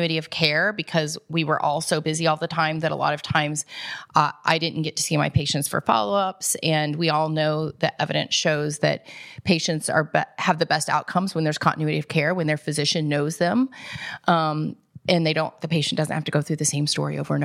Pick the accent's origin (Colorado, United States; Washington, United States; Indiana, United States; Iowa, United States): Indiana, United States; Indianapolis; moved away as an adult; now in Columbus, United States; I actually grew up on the west side of Indianapolis